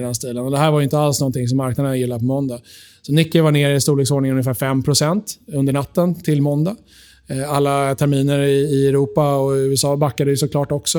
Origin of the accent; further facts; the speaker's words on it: Sweden; vi är svenskar i Sverige